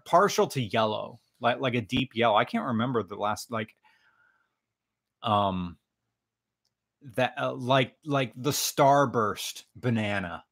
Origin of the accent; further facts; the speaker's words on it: United States; accent: American; sorry for my American accent